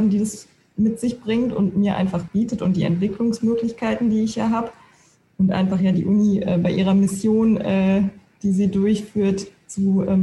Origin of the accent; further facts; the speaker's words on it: Aachen, North Rhine-Westphalia, Germany; born there; ich möchte irgendwann wieder zurück nach Nordrhein-Westfalen, weil ich gebürtige Aachenerin bin